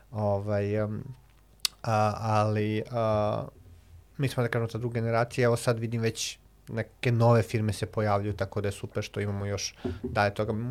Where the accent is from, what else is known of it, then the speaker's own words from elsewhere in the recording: Alibunar, Vojvodina, Serbia; moved away as an adult; also born or lived in Belgrade / Novi Sad; Ja sam se vratio kod mojih roditelja u Alibunaru, dakle sam rodom iz Alibunara